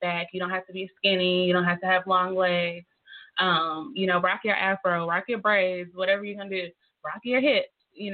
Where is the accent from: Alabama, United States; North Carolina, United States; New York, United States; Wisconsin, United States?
North Carolina, United States; moved away as an adult; now in Tulsa, United States; I'm from North Carolina